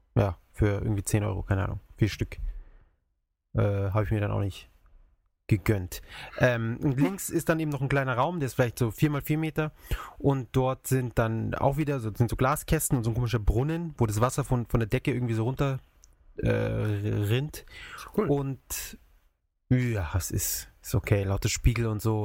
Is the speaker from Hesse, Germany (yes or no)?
no; Munich, Bavaria, Germany; bei uns in München, in der Maximilianstraße